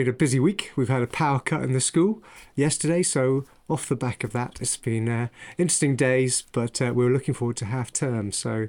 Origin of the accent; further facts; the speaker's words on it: Ireland; born there; moved away; I ended up in the UK, in England, for the first time because I was born in Ireland, but actually moved around the world with my family following oil around the world.